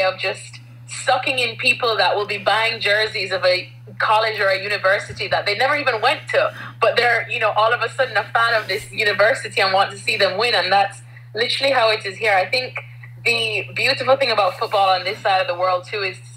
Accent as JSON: {"language": "English", "country": "Jamaica", "tie": "born or raised there", "also_born_or_lived": "United States", "moved": "as an adult", "lives_now": "England, United Kingdom", "said": "growing up in Jamaica"}